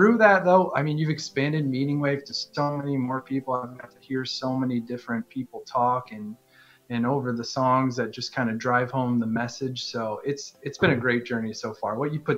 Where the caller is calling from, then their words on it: Wisconsin, United States; You could see it on the whole Wisconsin.